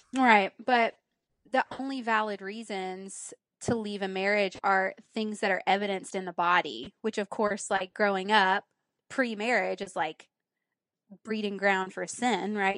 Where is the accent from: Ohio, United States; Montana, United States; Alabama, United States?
Alabama, United States; Pleasant Grove; moved away as an adult; also born or lived in Birmingham, Alabama; now in Nashville, United States; Alabama, born and raised.